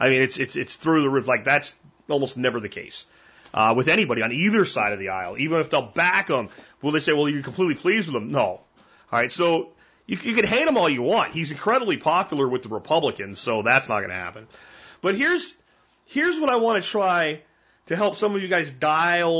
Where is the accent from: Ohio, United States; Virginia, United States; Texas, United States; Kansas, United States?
Texas, United States; I'm from Texas, and I live, you know, in the Dallas-Fort Worth area.